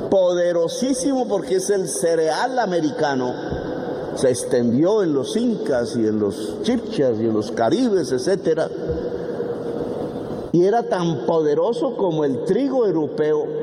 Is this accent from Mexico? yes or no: no; Colombia